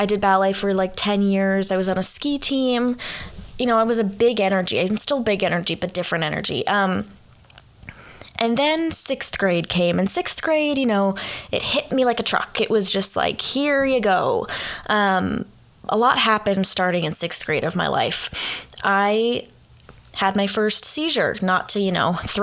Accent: California, United States; moved away as an adult; now in Oxford, Ohio, United States; I am from California

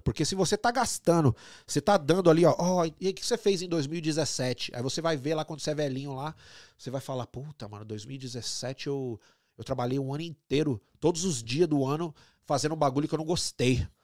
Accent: São Paulo, Brazil; moved away as an adult; also born or lived in Rio de Janeiro / Canada; now in Toronto, Canada; de onde eu nasci e cresci

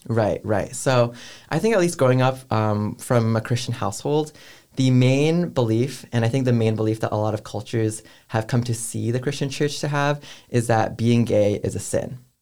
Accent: San Francisco Bay Area, California, United States; moved away as an adult; now in Atlanta, United States; I'm from San Francisco Bay Area

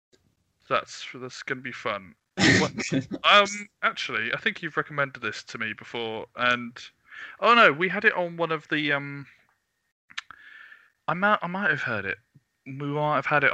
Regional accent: Frome, South West England, United Kingdom; We're basically from Froome

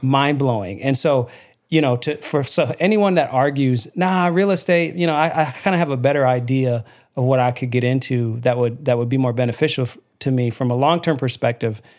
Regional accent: Lansing, Michigan, United States; I grew up in Michigan and, um, on the south side of Mich-, of Lansing, Michigan

